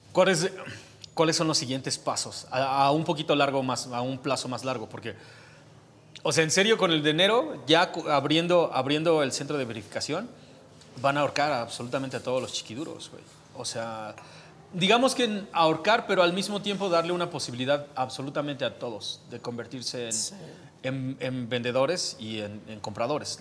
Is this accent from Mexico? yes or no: yes; Mexico